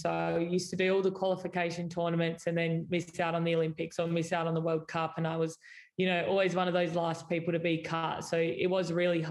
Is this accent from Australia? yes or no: yes; Adelaide, South Australia, Australia; I grew up in Adelaide, I used to watch the Adelaide Lightning